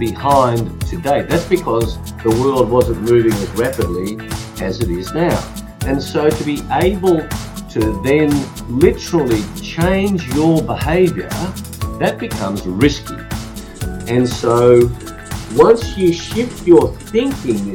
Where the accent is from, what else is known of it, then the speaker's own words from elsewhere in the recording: Australia; my parents forced me to speak Hungarian when I was born here in Australia.